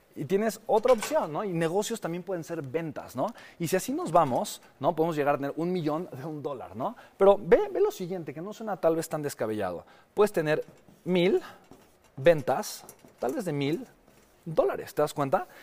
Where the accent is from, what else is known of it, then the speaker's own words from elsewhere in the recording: Mexico; mi país, México